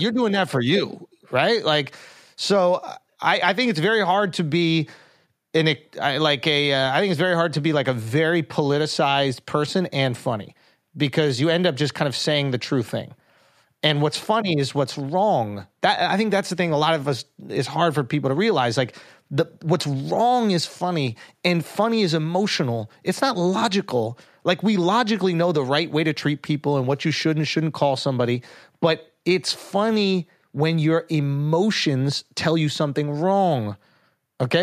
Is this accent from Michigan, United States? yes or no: no; New York, United States; I'm from New York